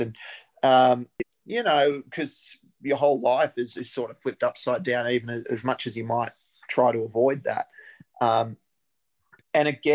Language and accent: English; Albury, New South Wales, Australia; moved away as an adult; now in Canberra, Australia; I grew up in Albury Wodonga and started playing there.